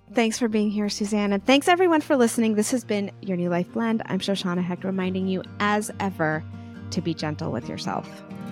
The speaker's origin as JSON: {"language": "English", "region": "Texas", "country": "United States", "said": "I'm from Texas"}